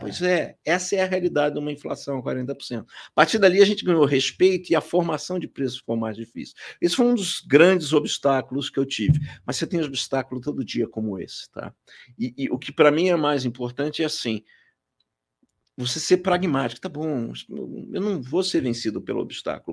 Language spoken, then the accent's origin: Portuguese; Rio de Janeiro, Brazil; moved away as an adult; now in São Paulo, Brazil; Então nasci no Rio, cresci no Rio, comecei a minha vida profissional por lá, estudei lá